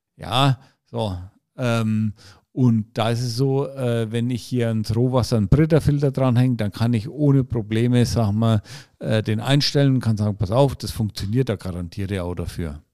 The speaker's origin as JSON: {"language": "German", "area": "Franconia", "region": "Bavaria", "country": "Germany", "said": "bei uns in Franken"}